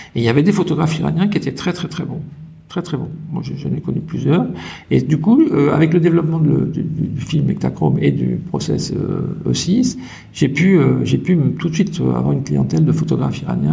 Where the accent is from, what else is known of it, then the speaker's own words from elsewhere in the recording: Paris, Île-de-France, France; moved away; also born or lived in United States; à Paris, j'étais quand même dans une famille assez aisée, euh, dans un cocon